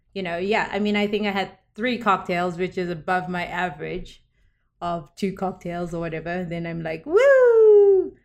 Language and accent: English; South Africa; moved away; I grew up in South Africa